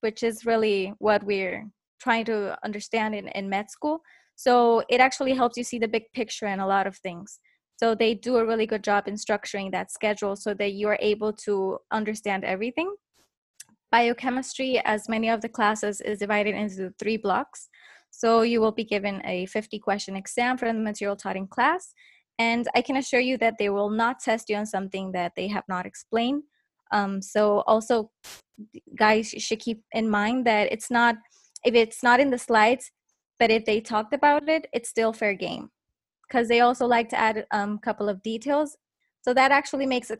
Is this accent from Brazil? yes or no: no; Puerto Rico; I'm from Puerto Rico